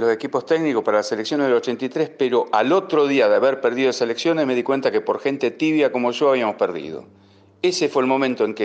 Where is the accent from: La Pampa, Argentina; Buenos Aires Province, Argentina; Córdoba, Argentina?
Buenos Aires Province, Argentina; San Miguel; tengo 58 años, soy de San Miguel, provincia de Buenos Aires.